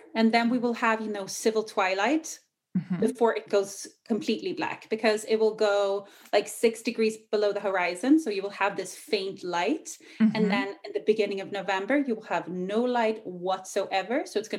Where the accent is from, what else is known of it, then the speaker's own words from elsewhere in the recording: Ireland; accent: Irish; moved away; also born or lived in Australia / England; I kind of grew up living in Ireland for a few years. So you'll hear a hint of Irish. I actually usually had like a super thick Irish accent, but it faded over the years.